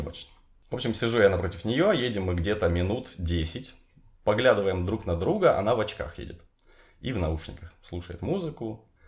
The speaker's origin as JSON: {"language": "Russian", "town": "Horlivka", "region": "Donetsk Oblast", "country": "Ukraine", "tie": "born or raised there", "moved": "yes", "lives_now": "Kyiv, Ukraine", "said": "В Горловке, в моем родном городе, мое любимое место."}